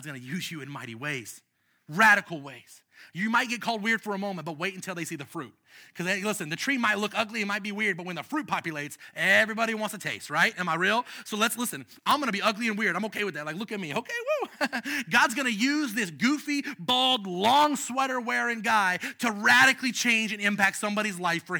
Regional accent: United States; us as American citizens

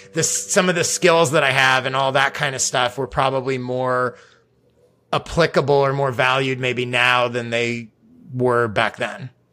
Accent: Chicago, Illinois, United States; I grew up in Chicago

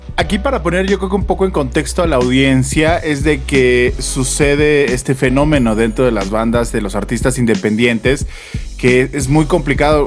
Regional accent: Mexico; lo que somos como mexicanos

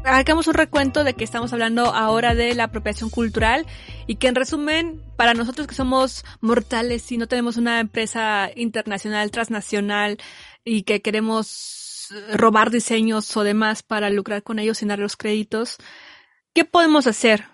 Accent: Mexico; yo también soy mexicana.

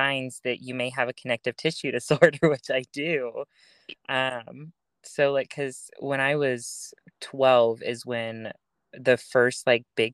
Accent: Dallas, Texas, United States; I'm from the Dallas area

